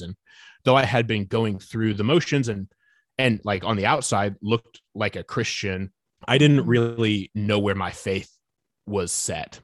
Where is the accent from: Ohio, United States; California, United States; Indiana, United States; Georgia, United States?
Indiana, United States; Fort Wayne; now in Nashville, United States; I grew up in Northeast Indiana, uh, Fort Wayne, second largest city up in Indiana